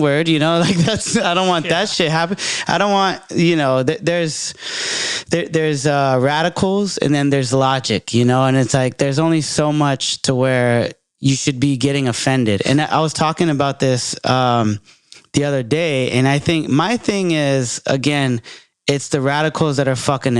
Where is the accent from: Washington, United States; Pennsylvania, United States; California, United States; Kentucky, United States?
California, United States; Bay Area; I'm from the Bay